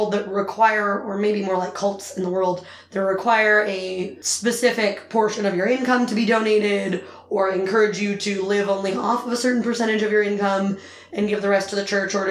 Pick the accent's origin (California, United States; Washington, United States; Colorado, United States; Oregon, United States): Colorado, United States; I grew up in Colorado